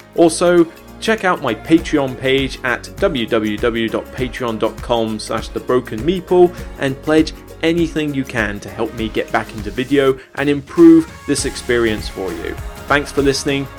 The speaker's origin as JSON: {"language": "English", "area": "West Country", "region": "South West England", "country": "United Kingdom", "accent": "West Country", "moved": "yes", "lives_now": "Portsmouth, United Kingdom", "said": "back to the West Country, my neck of the woods where I just feel a bit more at home"}